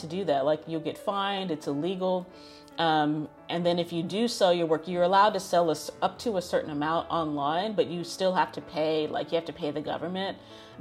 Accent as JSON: {"language": "English", "country": "United States", "tie": "born or raised there", "said": "being born and raised in America"}